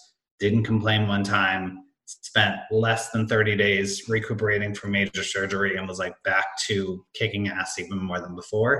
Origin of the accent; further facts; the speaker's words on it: Hanover, New Hampshire, United States; born there; I was born in Hanover, New Hampshire.